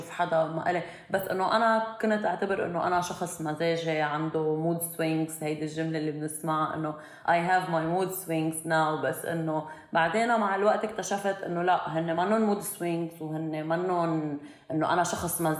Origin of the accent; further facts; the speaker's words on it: Syria; انه انا بالنسبه لإلي كان انه انا بهيدا انه انا سوري